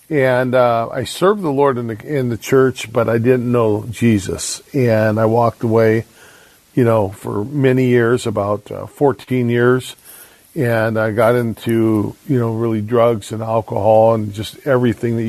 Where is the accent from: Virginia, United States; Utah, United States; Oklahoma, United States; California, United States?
California, United States; San Diego; moved away as an adult; also born or lived in Vancouver, Washington; now in Longview, United States; I grew up in San Diego